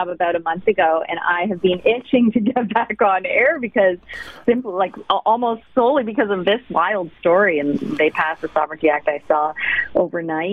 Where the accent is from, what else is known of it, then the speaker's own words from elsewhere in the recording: Toronto, Ontario, Canada; moved away as an adult; also born or lived in Halifax / London, Ontario / Swift Current, Saskatchewan / Saskatoon; now in Ottawa, Canada; I'm originally from Toronto. I grew up on the Danforth, actually, and spent my entire childhood there